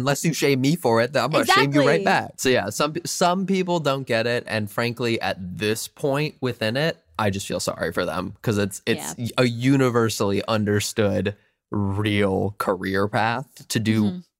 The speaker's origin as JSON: {"language": "English", "region": "Minnesota", "country": "United States", "tie": "born or raised there", "said": "I think I'm so glad I grew up as a Minnesotan, and I'm really glad that I still have my Midwestern family and friends"}